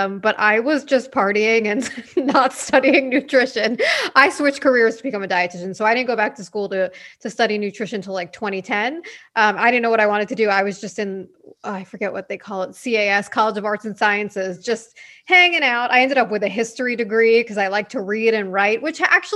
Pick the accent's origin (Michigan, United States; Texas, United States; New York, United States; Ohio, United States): New York, United States; Long Island; accent: New York; also born or lived in Boston; I'm from New York. So I'm from Long Island, and you can maybe sometimes tell from the accent